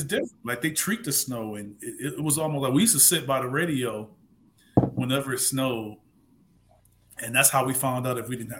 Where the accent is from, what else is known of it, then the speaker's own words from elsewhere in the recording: Ohio, United States; also born or lived in Michigan; I'm from Ohio and went to school in Michigan